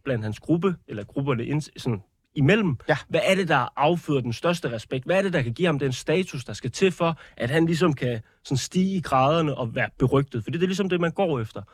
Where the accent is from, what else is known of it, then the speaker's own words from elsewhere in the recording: Odense, Southern Denmark, Denmark; jeg kommer fra Odense